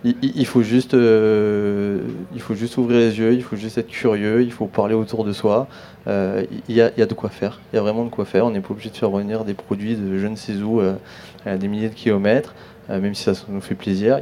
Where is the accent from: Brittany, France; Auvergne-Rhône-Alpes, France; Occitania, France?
Auvergne-Rhône-Alpes, France; Grenoble; moved away as an adult; now in La Ciotat, France; je suis grenoblois, mais ça fait 12 ans que j'habite La Ciotat et que je travaille à Marseille